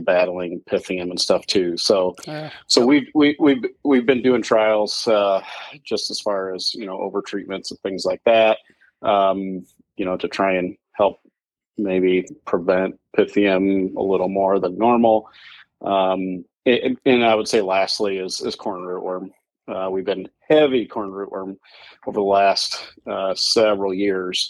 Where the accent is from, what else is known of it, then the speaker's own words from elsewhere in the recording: Walnut, Illinois, United States; I'm from Walnut, Illinois.